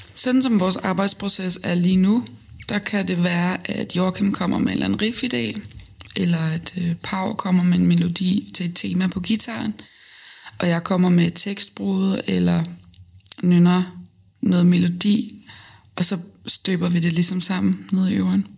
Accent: Lolland, Zealand, Denmark; also born or lived in Nykøbing Falster; Så er jeg fra Lolland, fra en lille bitte, bitte flække, der hedder øh, Røde Station

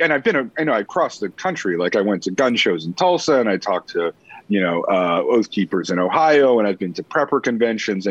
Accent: Canada; also born or lived in United States; being Canadian

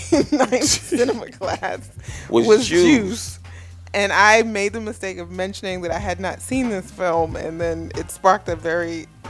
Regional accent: New York City, New York, United States; also born or lived in Washington, D.C.; I was born in Brooklyn, yes.

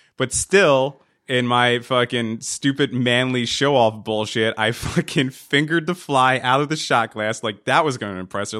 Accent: New Jersey, United States; We, we grew up in New Jersey

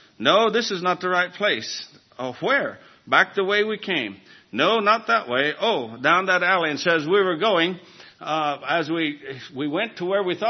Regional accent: United States

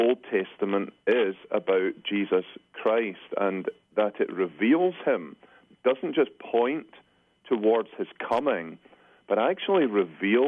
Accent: Scotland, United Kingdom; moved away as an adult; now in Grand Rapids, United States; I come from Scotland

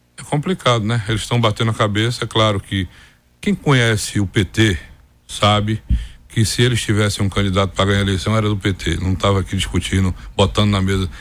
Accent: Campo Formoso, Bahia, Brazil; Me formei em Direito, voltei para minha terra, estabeleci um escritóriozinho

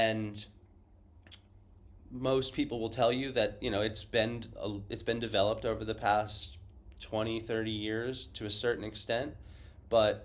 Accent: Florida, United States; now in Hawaii, United States; for me growing up in Florida, Tahiti felt like, you know, the most exotic, far off place on the planet. But now for me living in Hawaii

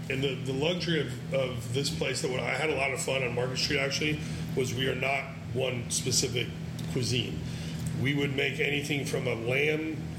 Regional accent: San Francisco, California, United States; We're industry veterans from San Francisco, but we happen to be in a touristy spot.

